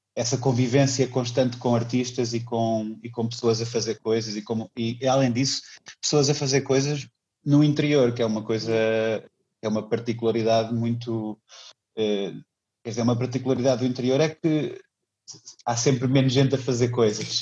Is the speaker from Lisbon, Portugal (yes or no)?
no; Viseu, Portugal; moved away as an adult; also born or lived in Aveiro / Munich; nasci, em Viseu e vivi lá até os meus 17 anos